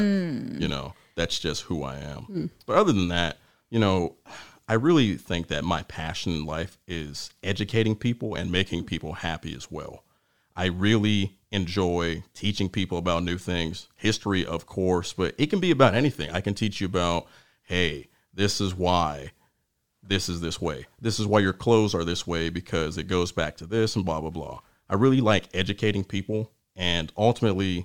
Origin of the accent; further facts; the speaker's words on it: Warren, Ohio, United States; I was born and raised in Warren, Ohio